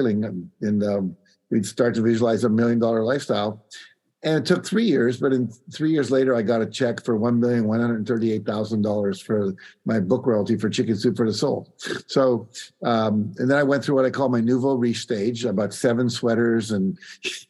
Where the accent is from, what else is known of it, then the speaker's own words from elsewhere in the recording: West Virginia, United States; I grew up in West Virginia, which, you know, was one of the poorer states in the union back then, still is.